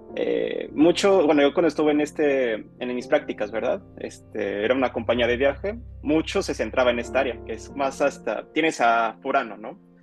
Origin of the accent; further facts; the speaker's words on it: Mexico; moved away as an adult; now in Japan; yo soy un mexicano viviendo aquí en Japón